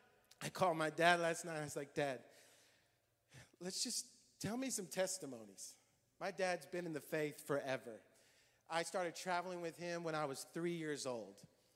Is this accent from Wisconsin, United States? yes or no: no; Hamilton, Ohio, United States; born there; In 1979, I was born in Hamilton, Ohio.